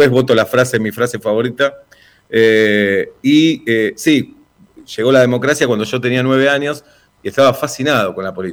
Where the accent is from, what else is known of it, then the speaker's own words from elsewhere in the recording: Buenos Aires, Argentina; en realidad nací en la zona de Almagro, pero muy son limítrofes, Almagro y Villa Crespo, y como soy de Atlanta, me asocian mucho con Villa Crespo, pero sí, soy como de los dos barrios.